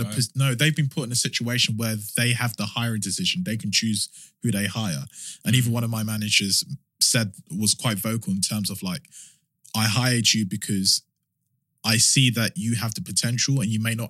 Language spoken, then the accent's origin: English; London, United Kingdom; I'm from South London